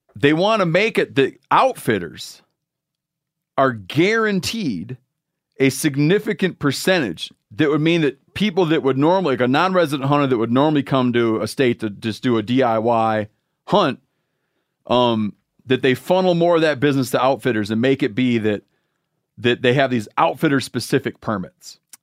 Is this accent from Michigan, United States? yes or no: yes; Michigan, United States; moved away; from Michigan, my home state